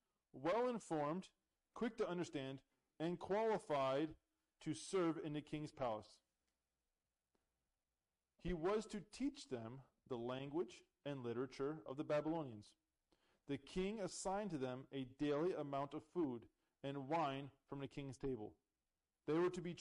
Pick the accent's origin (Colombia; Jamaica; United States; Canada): Canada; moved away; I'm Canadian